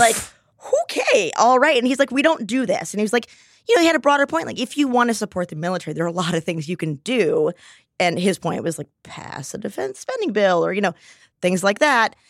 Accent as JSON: {"language": "English", "region": "Texas", "country": "United States", "tie": "born or raised there", "said": "I grew up in Texas"}